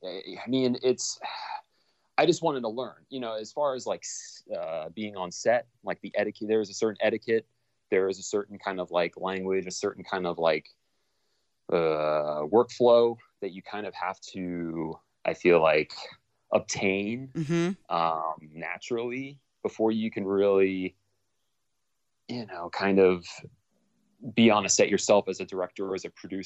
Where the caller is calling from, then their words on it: Los Angeles, California, United States; also born or lived in North Carolina; I am calling you from Los Angeles, California.